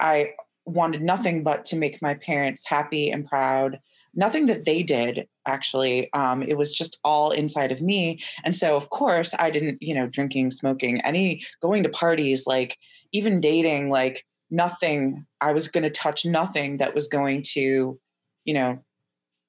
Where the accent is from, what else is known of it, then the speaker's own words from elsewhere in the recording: Chicago, Illinois, United States; moved away as an adult; also born or lived in Evanston, Illinois; now in Philadelphia, United States; I was born and raised in the Chicago area, the northern suburbs